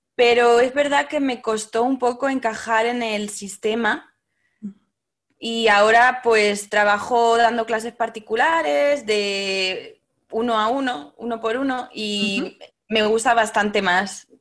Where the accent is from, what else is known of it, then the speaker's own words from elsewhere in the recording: Castilla-La Mancha, Spain; moved away; also born or lived in Paris, France; soy manchega como tú